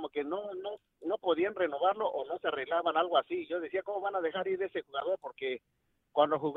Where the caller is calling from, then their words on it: Chicago, Illinois, United States; de Chicago, muchachos.